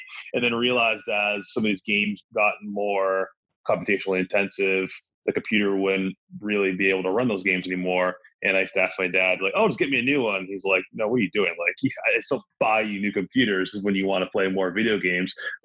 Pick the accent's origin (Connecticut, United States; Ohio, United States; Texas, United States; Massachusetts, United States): Massachusetts, United States; Milton; now in Los Angeles, United States; I grew up just south of Boston, a suburb called Milton